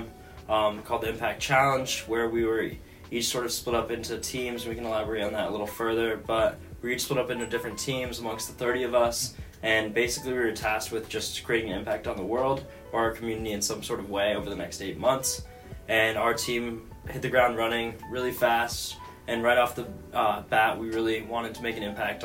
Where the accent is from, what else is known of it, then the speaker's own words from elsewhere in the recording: Atlanta, Georgia, United States; now in Columbus, United States; I'm a junior from Atlanta studying HR and finance